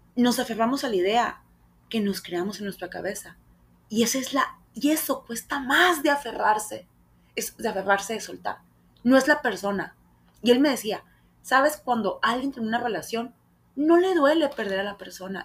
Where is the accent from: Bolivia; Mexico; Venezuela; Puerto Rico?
Mexico; Hermosillo, Sonora; quise hacer muchos castings aquí en Hermosillo